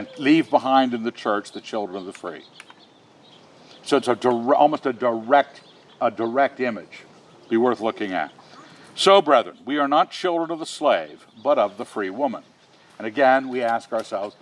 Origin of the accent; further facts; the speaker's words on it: United States; a natural-born American. I was born and raised here.